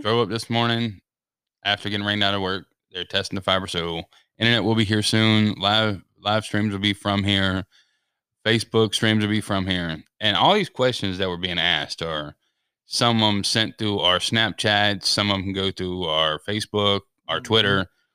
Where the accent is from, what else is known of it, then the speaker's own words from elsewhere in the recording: Denver, Colorado, United States; I was born in Denver, Colorado